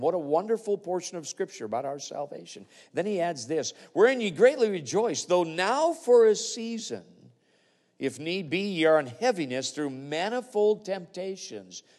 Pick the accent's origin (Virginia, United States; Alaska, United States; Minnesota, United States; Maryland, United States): Alaska, United States; I come from Alaska, which we are a state with a lot of mining up there